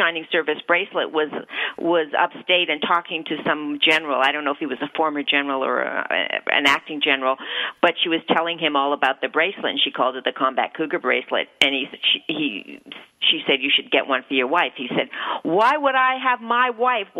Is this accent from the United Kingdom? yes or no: no; Canada; now in United States; I'm from Canada